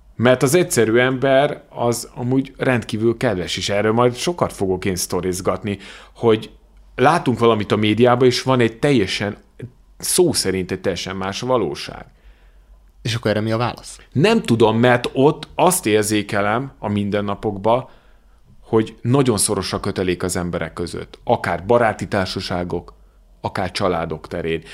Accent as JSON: {"language": "Hungarian", "country": "Hungary", "said": "magyar vagyok"}